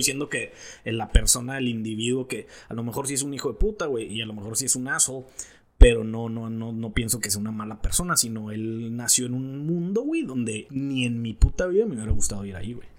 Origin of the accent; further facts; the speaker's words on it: Mexico; now in United States; soy de México y la chingada